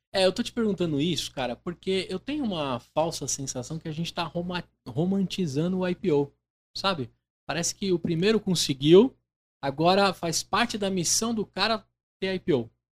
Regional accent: Brazil; Eu, como brasileiro

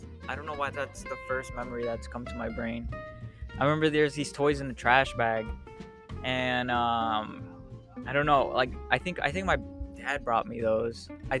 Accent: Chicago, Illinois, United States; Yeah, so I mean, I consider myself growing up in Chicago.

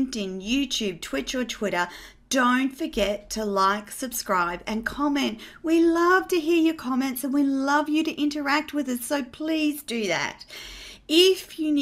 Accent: Australia; also born or lived in Gold Coast, Queensland; as an Australian

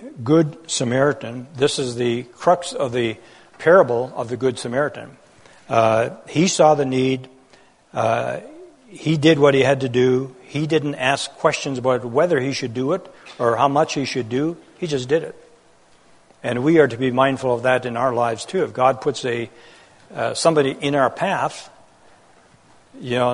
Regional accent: Netherlands; moved away; I was born in Holland during that war in an occupied country

